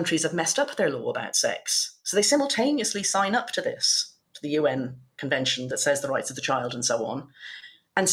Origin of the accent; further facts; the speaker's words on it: Ireland; now in United Kingdom; my home country, Ireland